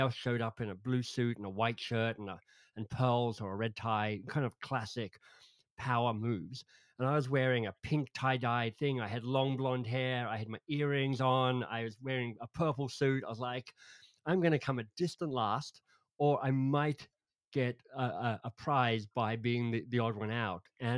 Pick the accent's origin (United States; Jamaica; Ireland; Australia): Australia; moved away as an adult; also born or lived in England; Yeah, I'm an Aussie, but I left Australia 30 years ago now. So moved from Australia to England to study